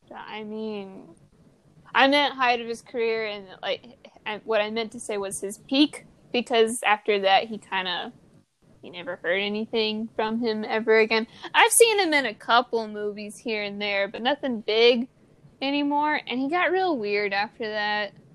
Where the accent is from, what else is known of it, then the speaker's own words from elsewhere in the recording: Missouri, United States; from Missouri. We grew up in a very Christian household